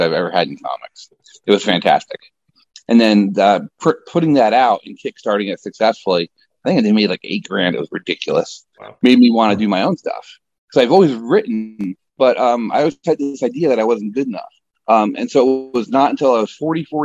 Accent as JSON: {"language": "English", "town": "Middletown", "region": "New York", "country": "United States", "tie": "born or raised there", "also_born_or_lived": "Nyack, New York", "moved": "as an adult", "lives_now": "Florida, United States", "said": "I was born and raised a New Yorker, upstate New York"}